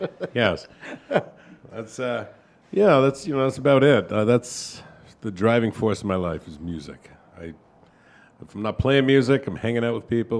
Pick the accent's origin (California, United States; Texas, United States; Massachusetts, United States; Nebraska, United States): Massachusetts, United States; Methuen; also born or lived in Lowell, Massachusetts; I grew up in the Merrimack Valley, Methuen. Spent some time in Lowell.